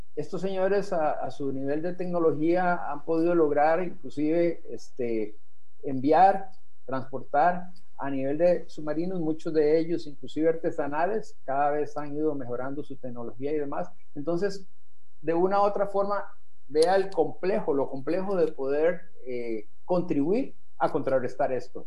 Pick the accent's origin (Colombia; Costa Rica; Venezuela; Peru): Costa Rica; deberíamos de sentirnos orgullosos como costarricenses